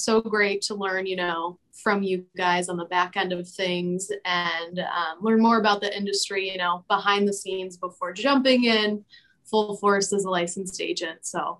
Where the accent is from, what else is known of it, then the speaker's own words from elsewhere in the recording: Traverse City, Michigan, United States; moved away as an adult; now in Grand Rapids, United States; I'm originally from Traverse City, Michigan. But moved down to Grand Rapids maybe 6 years ago now to go to school at Grand Valley.